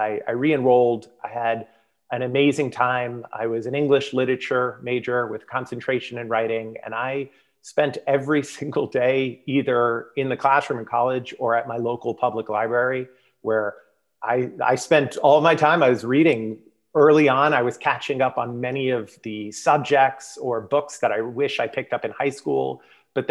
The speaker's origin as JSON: {"language": "English", "region": "South Florida", "country": "United States", "tie": "born or raised there", "moved": "yes", "said": "born and raised in South Florida"}